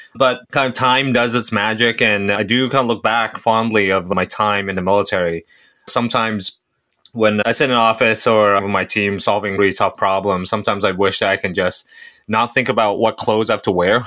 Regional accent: Hong Kong; moved away as an adult; also born or lived in Singapore; now in United States; So I'm from Singapore. Uh, I grew up in Hong Kong. I came to the U S for college or university

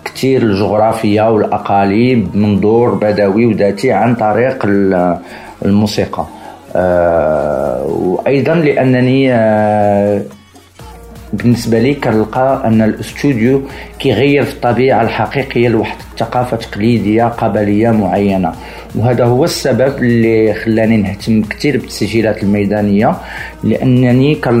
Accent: Morocco; انا صراحة كمغربي مستقر في المغرب

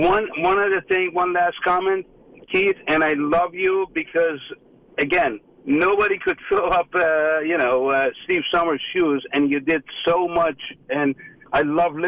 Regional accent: Iran; now in United States; I came from Iran many years ago. I'm an American now, and I'm rooting for America.

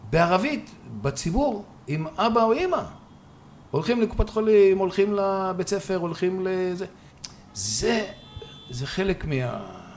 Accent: Israel; born there; רציתי לשלב יותר, אני נולדתי כאן.

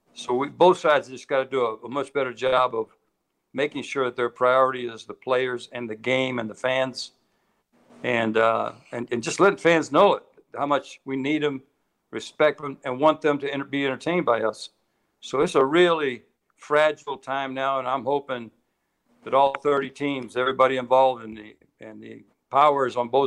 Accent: Tampa, Florida, United States; I was raised in Tampa, Florida

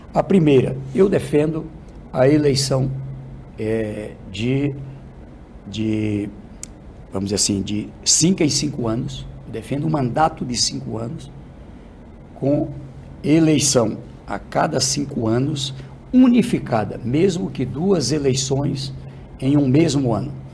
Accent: Northeast Region, Brazil; Eu sou do Nordeste

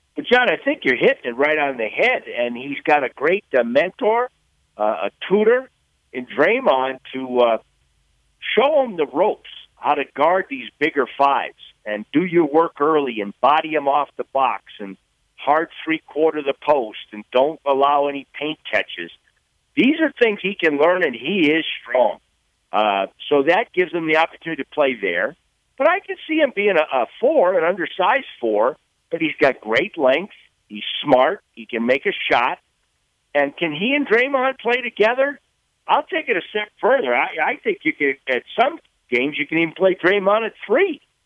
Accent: Massachusetts, United States; I'm from Massachusetts

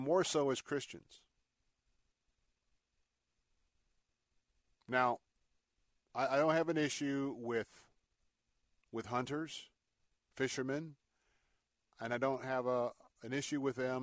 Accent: Florida, United States; I was raised here in Florida.

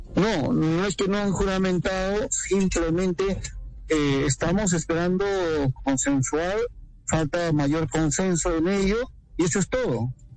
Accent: Peru; nuestro país

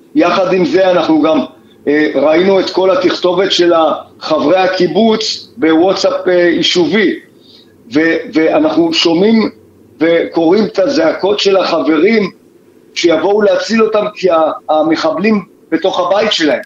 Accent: Kibbutz Re'im, Southern District, Israel; אנחנו מקיבוץ רעים

